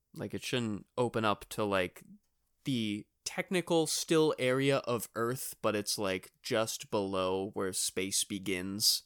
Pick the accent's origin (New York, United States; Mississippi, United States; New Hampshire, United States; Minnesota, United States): New Hampshire, United States; we're from New Hampshire